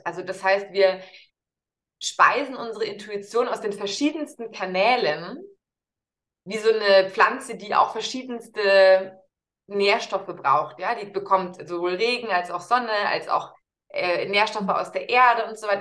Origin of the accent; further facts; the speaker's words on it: Munich, Bavaria, Germany; Grundsätzlich bin ich Münchnerin und lebe mit meiner Tochter, die, die ist sechs Jahre alt, eben hier